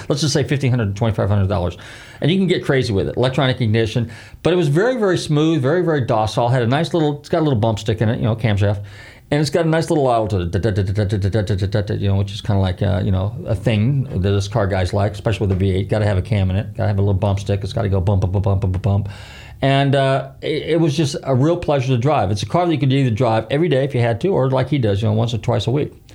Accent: California, United States; now in Clearwater, United States; California, eh, my home state

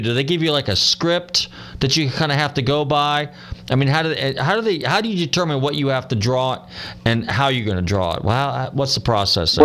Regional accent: Northern California, United States; now in Clearwater, United States; growing up in Northern California in the '60s

